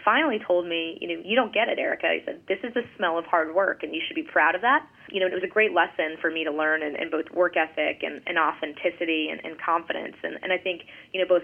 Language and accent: English; Gloucester, Massachusetts, United States; moved away; I grew up in Gloucester, Massachusetts, which is a small, you know, town on the ocean just about 30 miles north of Boston, a small fishing town.